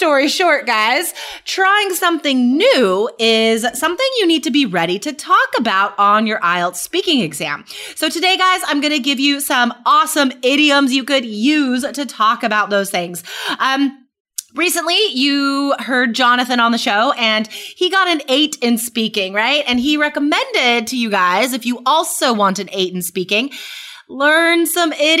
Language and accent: English; West Coast, United States; I grew up on the West Coast